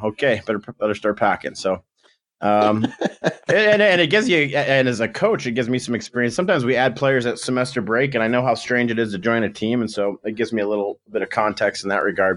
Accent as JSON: {"language": "English", "town": "Grand Rapids", "region": "Michigan", "country": "United States", "also_born_or_lived": "Kentwood, Michigan", "moved": "yes", "lives_now": "Tucson, United States", "said": "I'm from Grand Rapids, Michigan. Um, I played some junior B in there when I was, like, sixteen"}